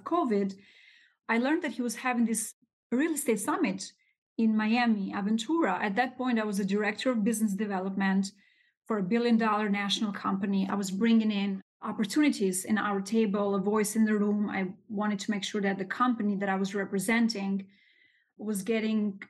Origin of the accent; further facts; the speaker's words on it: Albania; English is a second language; moved away as an adult; now in New York City, United States; I was born and raised in Albania